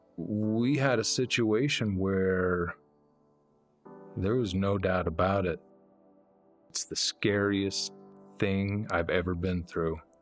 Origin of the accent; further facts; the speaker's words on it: Heber City, Utah, United States; I was born and raised here in Heber City.